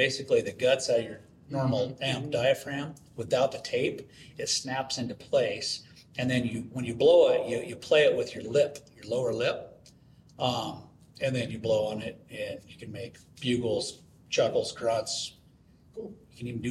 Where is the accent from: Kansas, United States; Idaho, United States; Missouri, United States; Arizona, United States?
Idaho, United States; Weippe; Idaho, north central Idaho.